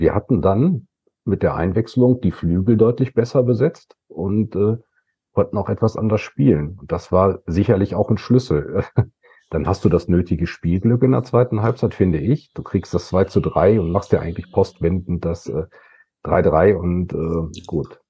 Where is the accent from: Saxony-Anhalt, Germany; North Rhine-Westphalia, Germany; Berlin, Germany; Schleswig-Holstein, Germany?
North Rhine-Westphalia, Germany; Datteln; wenn du hier in der Siedlung, ich komme ja aus Datteln, groß geworden bist